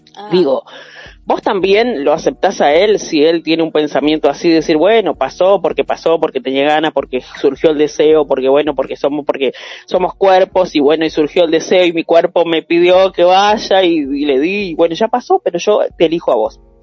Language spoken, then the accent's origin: Spanish; Concordia, Entre Ríos, Argentina; la ciudad de Concordia, el lugar donde yo nací